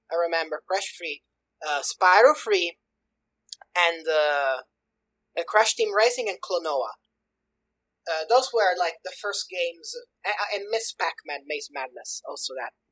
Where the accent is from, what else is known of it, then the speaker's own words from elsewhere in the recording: Sicily, Italy; I'm from Italy, specifically Sicily